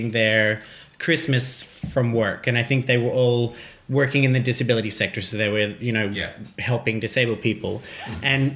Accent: Brisbane, Queensland, Australia; moved away; I did a few nights in Brisbane, my hometown

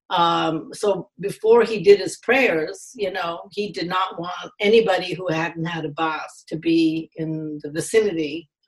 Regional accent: Chennai, Tamil Nadu, India; moved away as an adult; now in New York, United States; So I went back in 1959 to, I come from Madras, now Chennai.

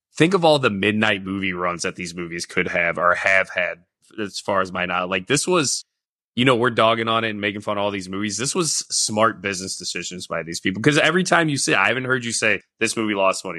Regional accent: St. Louis, Missouri, United States; growing up in Saint Louis

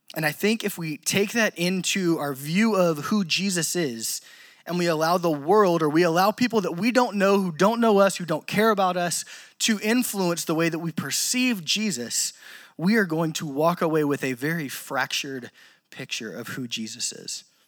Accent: Louisiana, United States; I'm from Louisiana

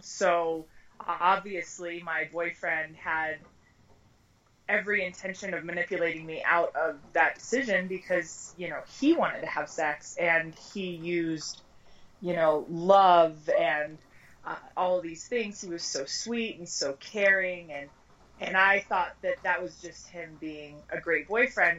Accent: Colorado, United States; also born or lived in Arizona; I've lived in Colorado since I was a month old, so I consider myself a native

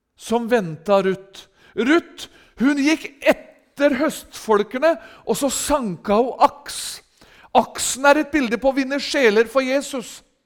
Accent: Rakkestad, Østfold, Norway; hjemme i menigheten i Rakkestad i Østfold, der jeg er ifra

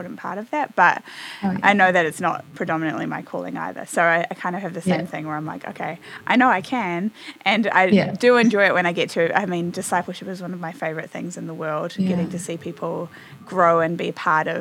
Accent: New Zealand; moved away as an adult; now in Nashville, United States; I grew up in New Zealand and am now in the US in Nashville.

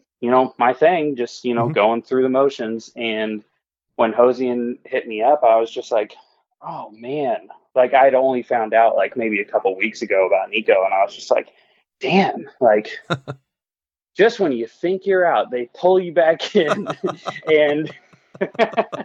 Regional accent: Indianapolis, Indiana, United States; we're from Indianapolis

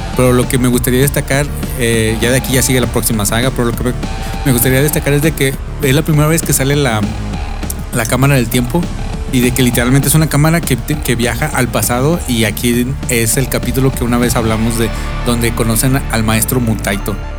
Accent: Mexico; Sí, pues que somos mexicanos

